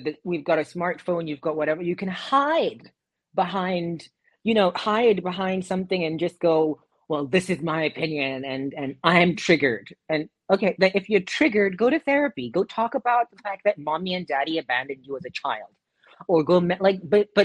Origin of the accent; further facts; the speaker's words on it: South Africa; moved away; in South Africa, my home country